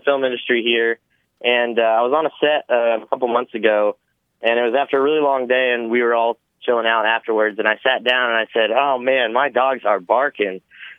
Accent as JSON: {"language": "English", "region": "Texas", "country": "United States", "tie": "born or raised there", "also_born_or_lived": "Austin, Texas", "said": "I've grown up in Texas my whole life"}